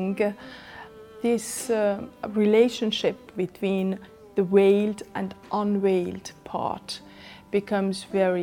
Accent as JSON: {"language": "English", "country": "Iran", "tie": "born or raised there", "moved": "as an adult", "lives_now": "Germany", "said": "I come from Iran"}